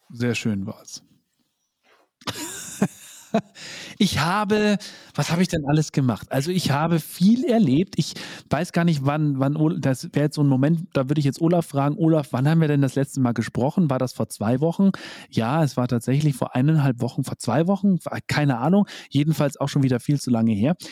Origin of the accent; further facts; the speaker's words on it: Bavaria, Germany; bei uns in Bayern